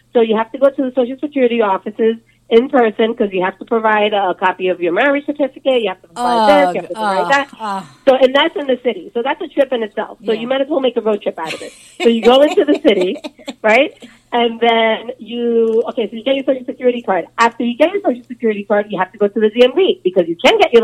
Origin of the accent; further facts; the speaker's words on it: Colombia; moved away; I'm from Colombia.